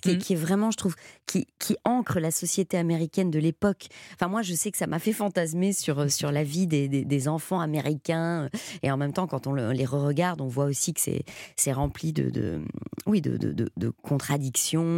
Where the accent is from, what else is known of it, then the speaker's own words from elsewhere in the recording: Belgium; je viens de Belgique